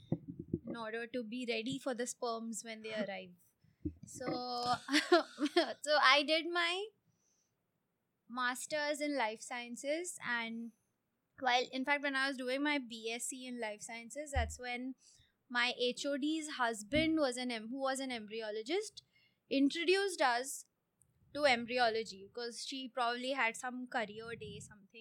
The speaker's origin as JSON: {"language": "English", "town": "Mumbai", "region": "Maharashtra", "country": "India", "tie": "born or raised there", "also_born_or_lived": "Coorg", "moved": "as an adult", "lives_now": "Hyderabad, India", "said": "I was born in Coorg. And I was raised in Bombay. And I moved to Hyderabad 3.5 years ago"}